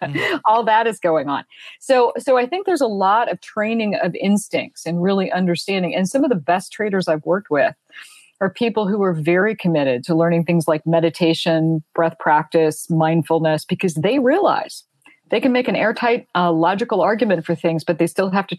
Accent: Fort Worth, Texas, United States; moved away as an adult; also born or lived in London; I was raised in Fort Worth, Texas. I was raised in a military family as an only child.

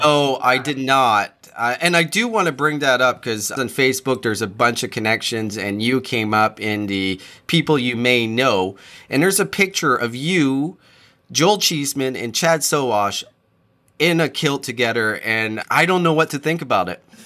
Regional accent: New Brunswick, Canada; I grew up really close to Nova Scotia. I grew up in New Brunswick

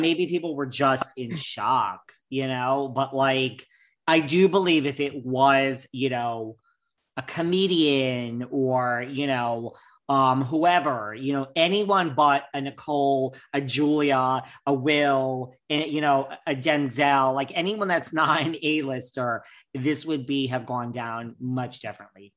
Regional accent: New York, United States; I'm such a New Yorker

